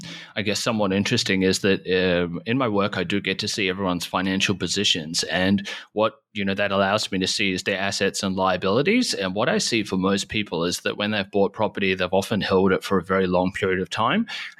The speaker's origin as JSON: {"language": "English", "country": "New Zealand", "moved": "yes", "said": "I'm actually from New Zealand initially."}